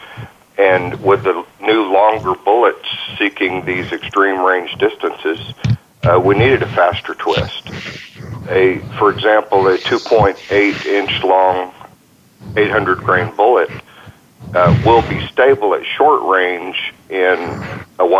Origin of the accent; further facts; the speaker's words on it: San Marcos, Texas, United States; I grew up in and around San Marcos, Texas, and grew up shooting.